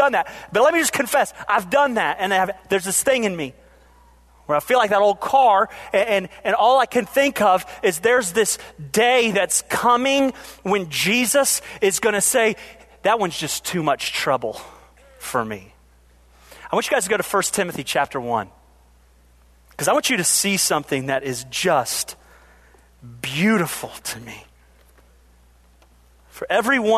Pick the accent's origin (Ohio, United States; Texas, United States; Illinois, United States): Ohio, United States; moved away; I am from Ohio, so that's how we say things there